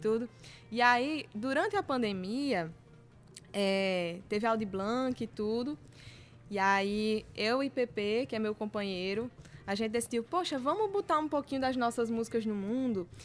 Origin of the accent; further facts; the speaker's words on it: Rio Grande do Norte, Brazil; minha terra, hum, lá do Rio Grande do Norte